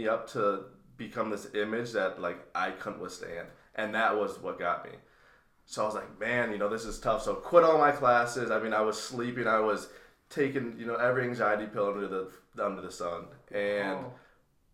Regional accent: Chisago Lakes, Minnesota, United States; I'm from Chisago Lakes originally, which, if you are familiar with Minnesota, it's about 35 minutes north of the Twin Cities

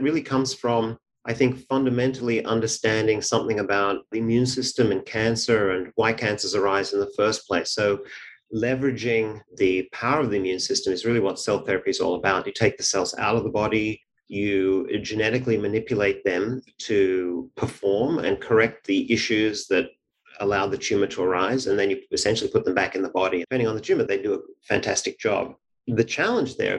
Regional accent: Sydney, New South Wales, Australia; moved away as an adult; now in Cambridge, United States; I grew up in Sydney, Australia

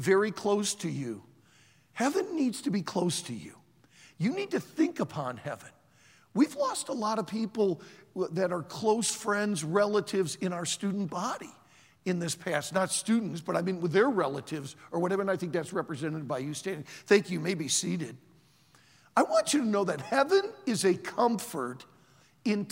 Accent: Bloomfield Hills, Michigan, United States; also born or lived in Traverse City, Michigan; Mom and I moved from the Detroit area up to Bloomfield Hills, or from Bloomfield Hills up to Traverse City, Michigan

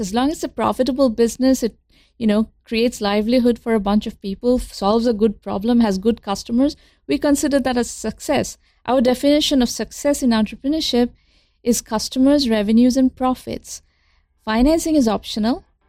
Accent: India; moved away as an adult; now in United States; I grew up in India, in pre-liberalization India

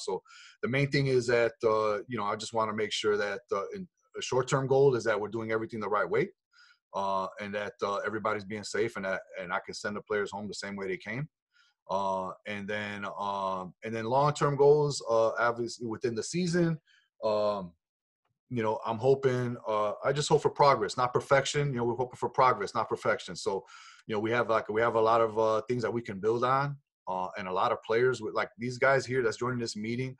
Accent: Chicago, Illinois, United States; I'm born and raised in Chicago.

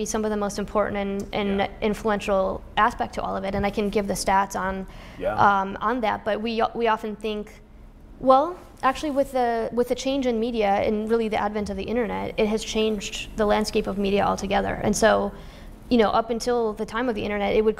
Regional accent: Indiana, United States; I grew up in Indiana, and I love my people in Indiana

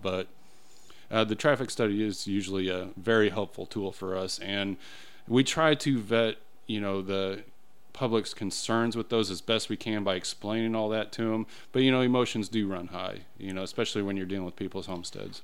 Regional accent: Illinois, United States; moved away as an adult; also born or lived in Carmel, Indiana; now in Brownsburg, United States; originally, I'm not even from I, Indiana. I'm from Illinois

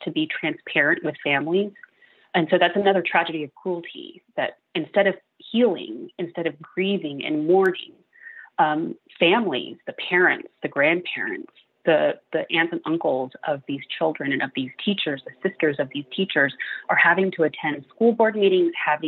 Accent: Uvalde, Texas, United States; I'm from Uvalde. It's my hometown. I was born and raised there, attended public schools all the way through

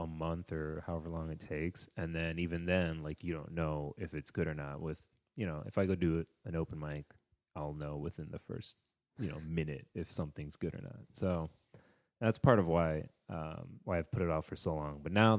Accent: Texas, United States; Dude, it's because I'm from Texas.

